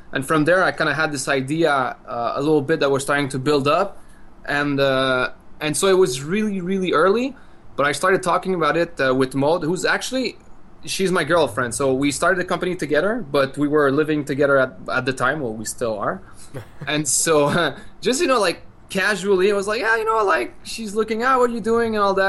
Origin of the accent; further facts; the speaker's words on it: French part of Quebec, Canada; we come from the French part of Quebec, so of Canada.